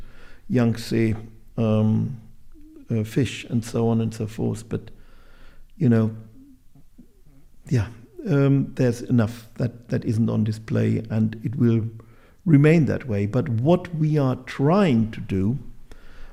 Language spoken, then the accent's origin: English; Bielefeld, North Rhine-Westphalia, Germany; I joined the Natural History Society in Bielefeld, my hometown, either at the age of 12 or 14